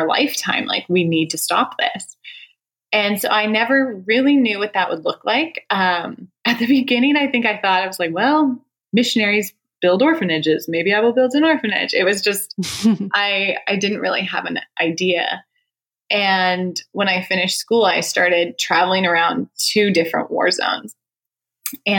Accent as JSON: {"language": "English", "country": "Canada", "tie": "born or raised there", "moved": "yes", "said": "Canada, actually. I'm Canadian."}